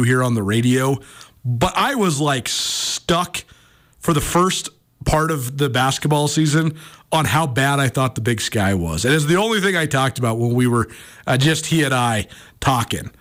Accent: Western Montana, United States; growing up in Western Montana as a kid

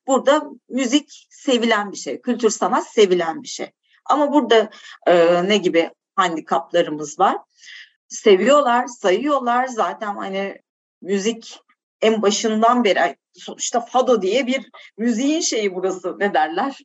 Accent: Turkey; moved away as an adult; now in Portugal; Türkiye artık benim için şey doğduğum yerde ama doyduğum yer değildi.

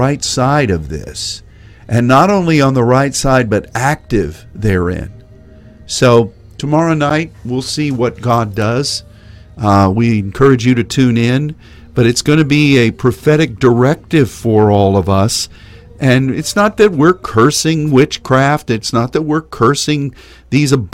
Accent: Texas, United States; as a Texan

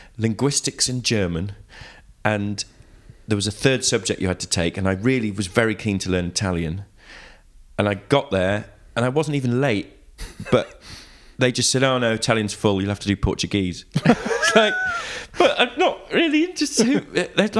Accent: Leamington Spa, West Midlands, United Kingdom; moved away; I grew up just outside in a little sort of modern village outside Leamington

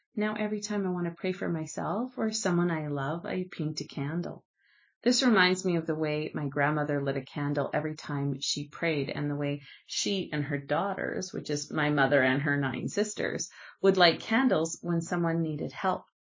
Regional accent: Canada; I'm Canadian

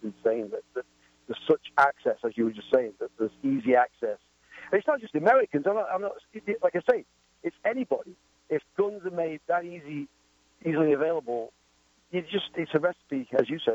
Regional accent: the north of England, United Kingdom; moved away as an adult; now in Massachusetts, United States; I'm from Northern England

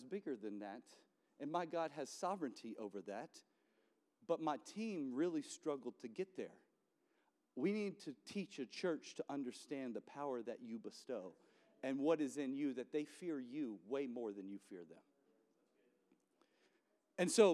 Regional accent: New Orleans, Louisiana, United States; I'm from New Orleans

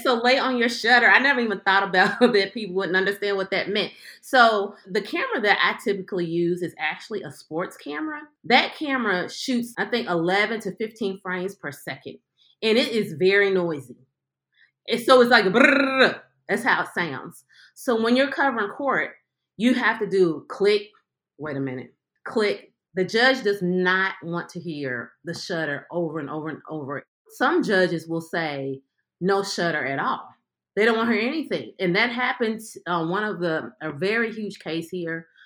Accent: Louisville, Kentucky, United States; I'm from Louisville, Kentucky

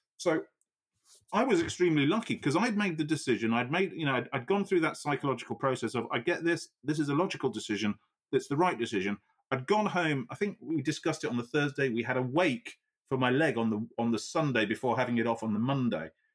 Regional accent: Yorkshire and the Humber, United Kingdom; I'm a Yorkshireman

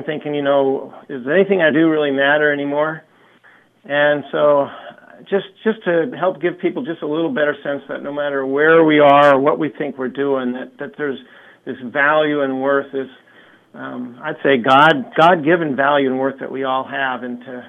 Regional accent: Eugene, Oregon, United States; I'm from Eugene, Oregon, and I've come across the country here

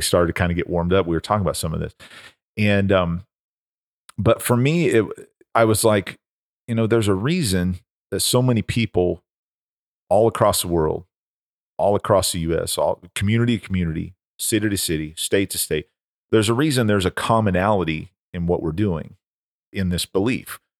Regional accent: Oklahoma, United States; When I was a kid growing up in Oklahoma

